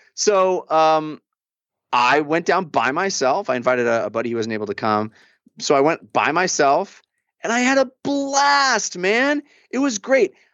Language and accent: English; Bay Area, California, United States; now in Los Angeles, United States; I grew up in the Bay Area